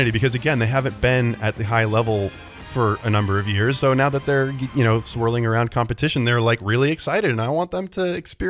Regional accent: Oregon, United States; I'm from Oregon.

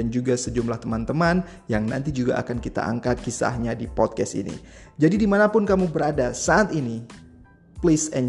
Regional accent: Aceh, Indonesia; Nah, kita pernah sebagai putra Aceh juga

